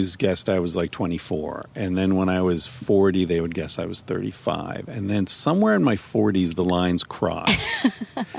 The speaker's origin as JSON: {"language": "English", "region": "Pennsylvania", "country": "United States", "also_born_or_lived": "Vancouver, Canada", "moved": "yes", "lives_now": "Portland, United States"}